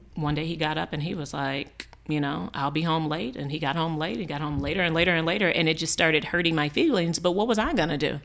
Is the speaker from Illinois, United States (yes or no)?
yes; Chicago, Illinois, United States; We grew up in a neighborhood called Auburn Gresham